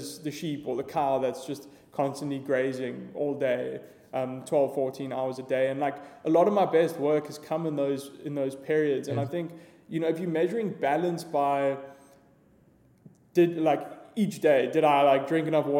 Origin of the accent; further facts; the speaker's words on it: Johannesburg, Gauteng, South Africa; I grew up in Joburg.